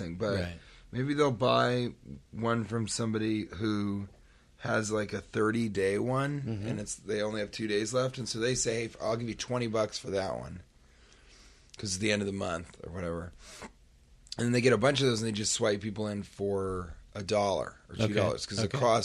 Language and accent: English; New York City, New York, United States; I'm a New Yorker.